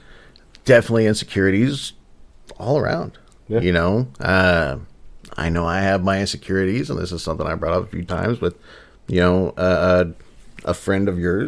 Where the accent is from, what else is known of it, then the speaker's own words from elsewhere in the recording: Midwest, United States; we're from the Midwest